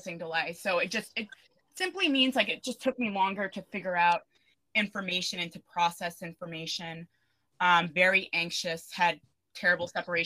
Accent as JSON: {"language": "English", "area": "Suffolk County, Long Island", "region": "New York", "country": "United States", "tie": "born or raised there", "said": "I grew up in Suffolk"}